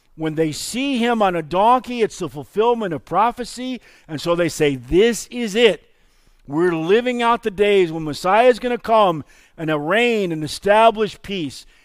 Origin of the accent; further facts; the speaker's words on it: Illinois, United States; now in Janesville, United States; I grew up in Illinois. It's not my fault. That's where I was born